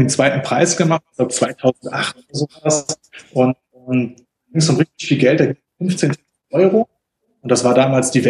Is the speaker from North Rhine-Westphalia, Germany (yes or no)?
yes; Ratingen, North Rhine-Westphalia, Germany; örtlich komme ich, äh, komme ich aus Rating, das ist so äh, zwischen Düsseldorf und Essen, das ist jetzt ähm, so geografisch.